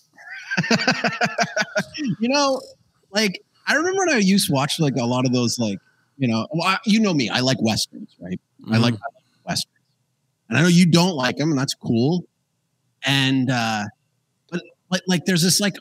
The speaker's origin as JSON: {"language": "English", "town": "Calgary", "region": "Alberta", "country": "Canada", "tie": "born or raised there", "moved": "yes", "lives_now": "Paraguay", "said": "I grew up in Calgary, Alberta, Canada"}